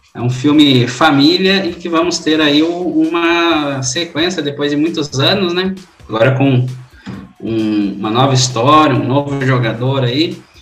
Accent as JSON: {"language": "Portuguese", "country": "Brazil", "said": "A gente como brasileiro"}